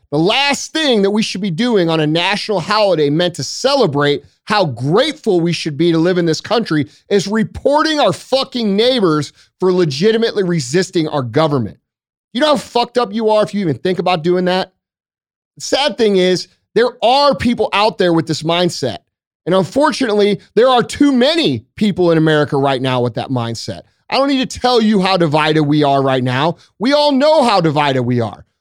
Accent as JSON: {"language": "English", "country": "United States", "said": "I'm American"}